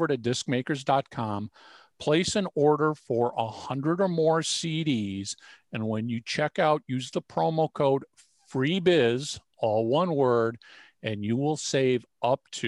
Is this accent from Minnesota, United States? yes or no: yes; Minnesota, United States; And I was born and raised in Minnesota.